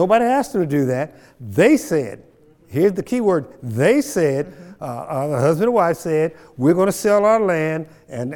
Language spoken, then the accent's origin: English; Kansas, United States; I grew up down in Lacine, Kansas